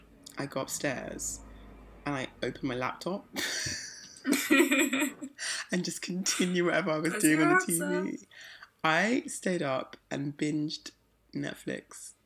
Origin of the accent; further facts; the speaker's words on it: United Kingdom; I'm British.